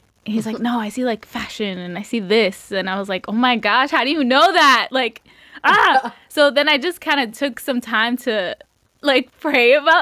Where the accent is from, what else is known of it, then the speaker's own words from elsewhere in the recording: Revere, Massachusetts, United States; growing up in Revere, the carnival isn't there